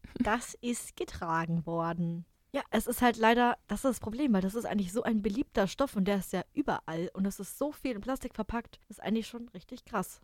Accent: Germany; als Deutscher

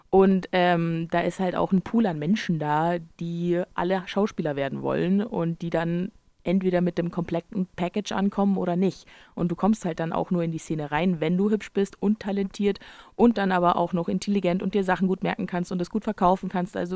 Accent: United States; Ja, ich bin Amerikaner. Da kann aber auch keiner was dafür. Ähm, also meine Familie ist auch super deutsch.

